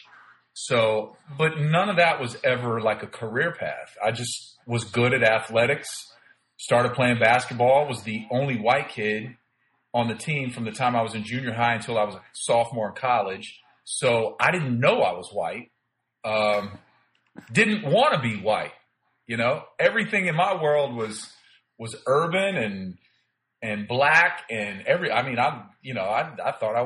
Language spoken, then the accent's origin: English; Plant City, Florida, United States; moved away as an adult; also born or lived in Miami, Florida; I grew up in Plant City, Florida from the time I was in sixth grade